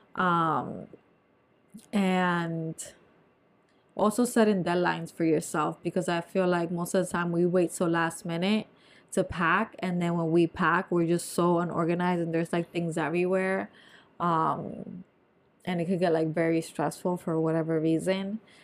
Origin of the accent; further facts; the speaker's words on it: New Jersey, United States; moved away; I'm from Nor-, North Jersey